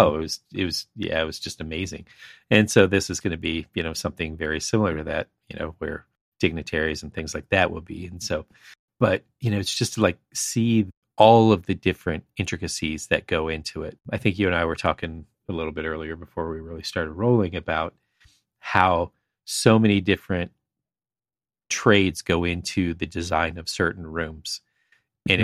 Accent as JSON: {"language": "English", "region": "Central Florida", "country": "United States", "tie": "born or raised there", "moved": "yes", "lives_now": "East Coast, United States", "said": "It's in Central Florida where I was"}